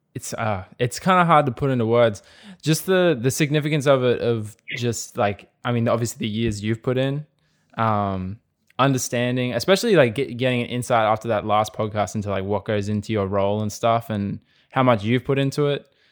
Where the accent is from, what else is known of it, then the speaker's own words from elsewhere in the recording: Australia; we're very much a sporting nation